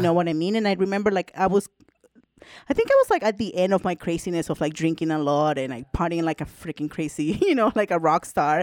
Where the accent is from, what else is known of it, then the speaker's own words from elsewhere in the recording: El Salvador; moved away; also born or lived in Canada; I'm originally from El Salvador. And I went to an all girls school, Catholic school